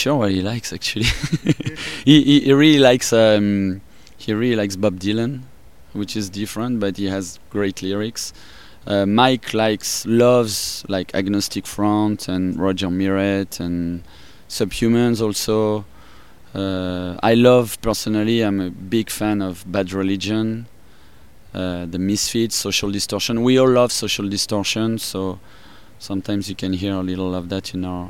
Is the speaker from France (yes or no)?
yes; Paris, Île-de-France, France; accent: French; English is a second language; moved away as an adult; now in United States; I'm from France, and from Paris. I grew up in Paris, and I moved out here 12 years ago. That's why my accent is like that. French